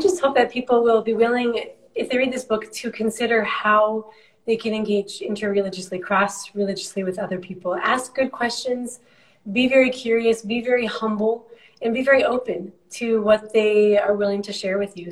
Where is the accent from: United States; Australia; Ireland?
United States; moved away as an adult; I'm an American Christian.